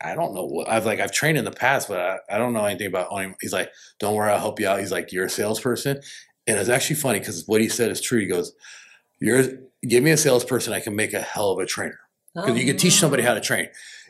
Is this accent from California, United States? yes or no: yes; Rancho Cucamonga, California, United States; I'm from the Inland Empire Ranch, Cucamonga.